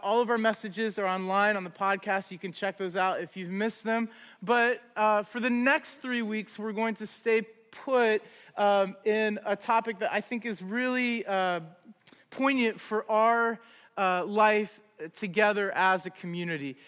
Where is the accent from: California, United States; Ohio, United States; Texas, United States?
Ohio, United States; Columbus; moved away as an adult; also born or lived in Augusta, Georgia; now in Cleveland, United States; We're from Columbus. Originally